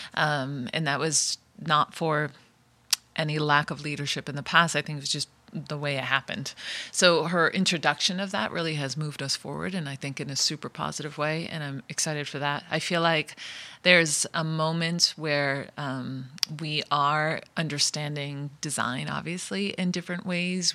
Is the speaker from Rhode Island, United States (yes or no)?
yes; Rhode Island, United States; Rhode Island, I'm from Rhode Island. My, I'm first generation. My parents are from Italy